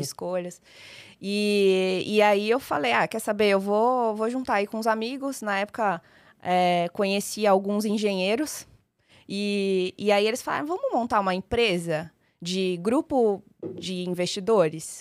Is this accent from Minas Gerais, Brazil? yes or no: no; São Paulo, Brazil; also born or lived in Maringá, Paraná; eu sou uma maringaense, nasci em Maringá, mas só nasci. É. Vim muito, muito nova para São Paulo, então sou só de nascença e paulista de vivência